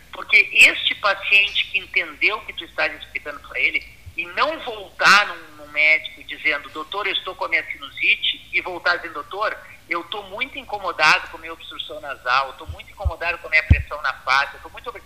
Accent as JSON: {"language": "Portuguese", "town": "Pelotas", "region": "Rio Grande do Sul", "country": "Brazil", "tie": "born or raised there", "said": "lembranças da, da minha infância em Pelotas"}